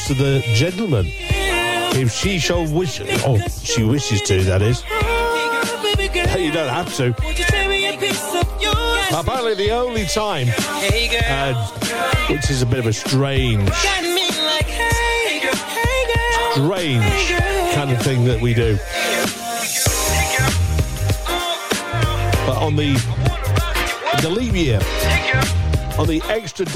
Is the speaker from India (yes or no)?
no; United Kingdom; we're British